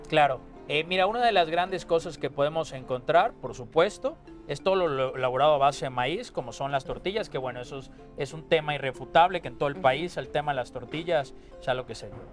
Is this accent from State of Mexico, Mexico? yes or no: no; Yucatán, Mexico; el vocablo maya que seguimos utilizando en Yucatán